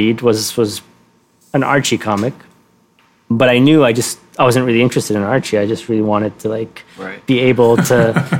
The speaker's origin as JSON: {"language": "English", "town": "Cairo", "region": "Cairo Governorate", "country": "Egypt", "tie": "born or raised there", "also_born_or_lived": "Giza", "said": "I was born in Giza, but I didn't grow up in Giza. I grew up in Heliopolis, which is, I guess it's still referred to as a suburb of Cairo, but it has long since been very much swallowed by Cairo."}